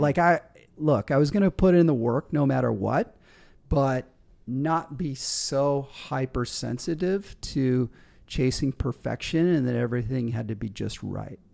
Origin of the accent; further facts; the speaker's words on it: Michigan, United States; moved away as an adult; also born or lived in Colorado / Australia; leaving my hometown in Michigan